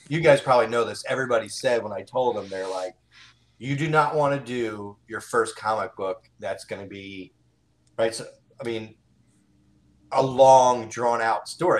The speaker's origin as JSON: {"language": "English", "region": "East Coast", "country": "United States", "moved": "yes", "lives_now": "Dallas, United States", "said": "I'm actually originally from the East Coast"}